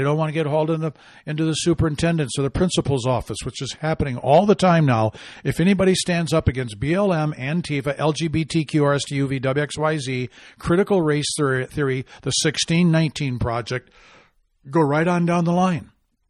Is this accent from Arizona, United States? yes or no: yes; Arizona, United States; followed closely by Arizona, my home state.